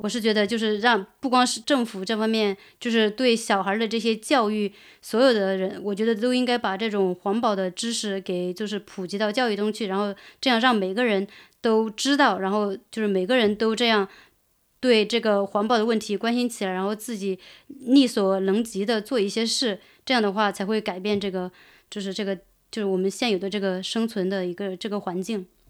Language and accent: Chinese; Fankuai Town, Sichuan, China; moved away; 我在那个，呃，房块